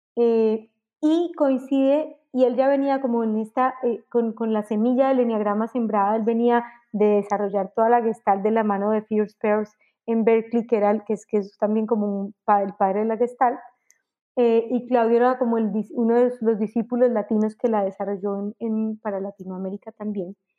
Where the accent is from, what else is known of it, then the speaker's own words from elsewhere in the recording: Colombia; moved away as an adult; also born or lived in Mexico; salí en Colombia en el año 2000, me fui a vivir a México